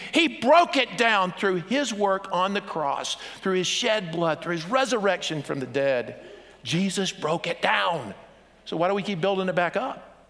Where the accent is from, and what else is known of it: United States